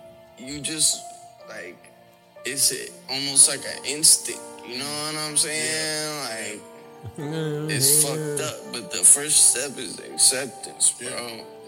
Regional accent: United States; being born and raised in America

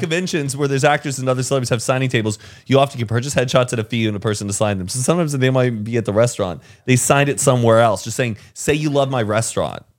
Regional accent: Carrollton, Texas, United States; Heelys is made in my hometown.

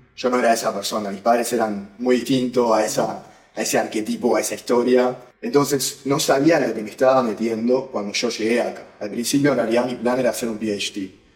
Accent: Uruguay; moved away as an adult; now in San Francisco, United States; Nací y viví toda mi vida hasta los 18 años en Uruguay

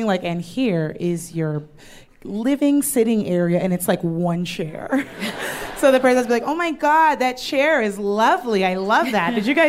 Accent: Southern California, United States; I grew up in Southern California

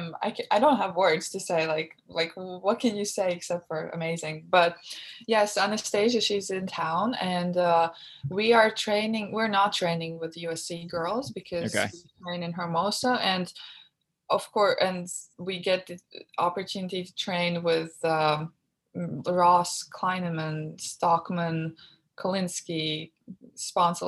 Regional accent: Latvia; moved away as an adult; now in Los Angeles, United States; my hometown

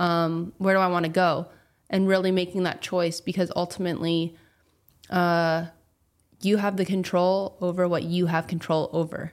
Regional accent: California, United States; I'm a girl from California

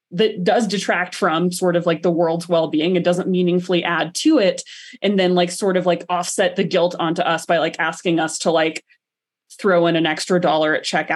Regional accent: the South, United States; now in Colorado, United States; growing up in the South was a connection to sport

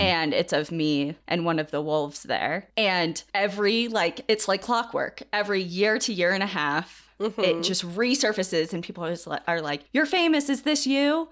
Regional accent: New England, United States; moved away; also born or lived in Washington State; Cassie and I grew up in New England, and most of New England, at least where we're from, is heavily forested

